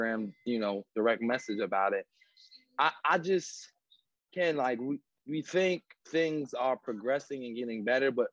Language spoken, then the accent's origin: English; New Jersey, United States; I try to support my home state and my people from there